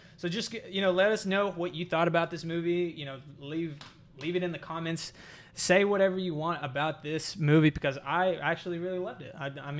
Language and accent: English; Texas, United States; now in Orlando, United States; I mean, we're all from Texas